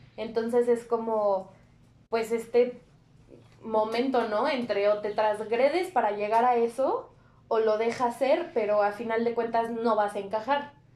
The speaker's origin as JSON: {"language": "Spanish", "country": "Mexico"}